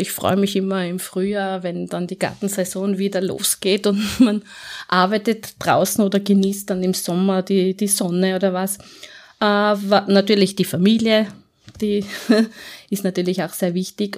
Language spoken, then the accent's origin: German; Innsbruck, Tyrol, Austria; accent: Tyrolean; moved away as an adult; now in Vienna, Austria; Also ich bin geboren und aufgewachsen in Innsbruck, äh, habe dort 35 Jahre in Innsbruck und in Umgebung gewohnt